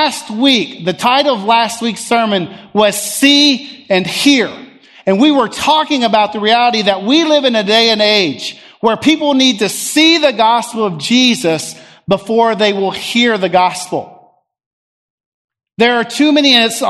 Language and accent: English; United States